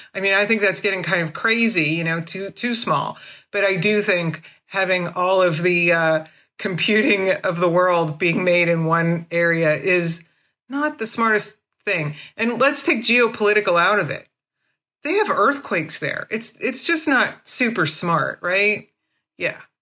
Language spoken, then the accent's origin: English; United States; I'm an American, I'm, you know, independent, I'm a hippie